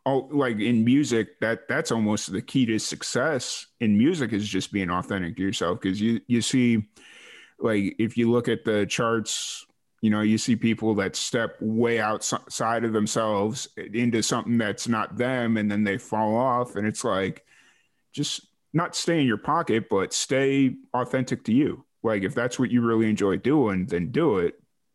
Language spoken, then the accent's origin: English; Midwest, United States; accent: Midwestern; is my big Midwestern accent coming through a little thick for you?